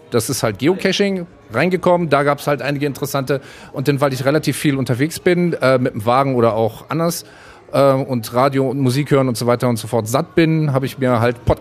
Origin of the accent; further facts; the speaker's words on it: Düsseldorf, North Rhine-Westphalia, Germany; bin, wie der Herr Rüttlauf, auch in Düsseldorfer Jung eigentlich und auch wegen der Liebe ins Ruhrgebiet gezogen.